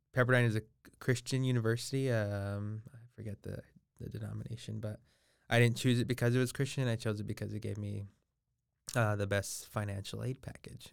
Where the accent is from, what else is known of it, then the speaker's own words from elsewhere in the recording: Los Angeles, California, United States; I'm originally from Los Angeles, California. So I was born ten minutes east of downtown Los Angeles. And so I'm born and raised there.